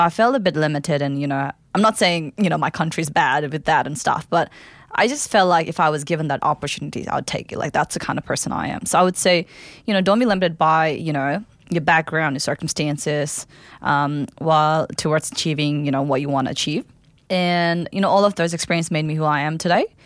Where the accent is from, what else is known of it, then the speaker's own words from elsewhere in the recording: Kathmandu, Bagmati, Nepal; English is a second language; now in Melbourne, Australia; I'm from Kathmandu, the capital city of Nepal